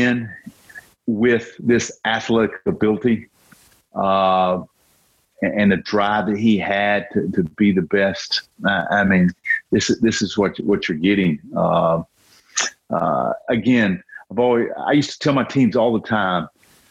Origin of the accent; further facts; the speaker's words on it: North Carolina, United States; growing up in North Carolina